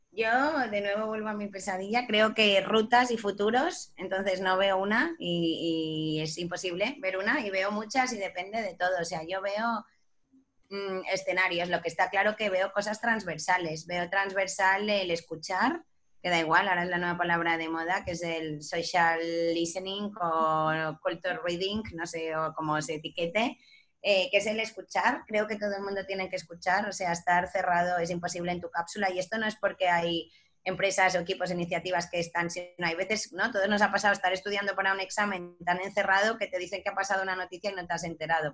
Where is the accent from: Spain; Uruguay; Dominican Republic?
Spain; Ibiza, Balearic Islands; yo que soy de Ibiza y ahora estoy en Ibiza